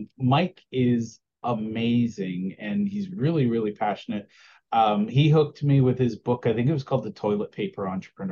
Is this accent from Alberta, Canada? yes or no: yes; Alberta, Canada; I'm from Alberta.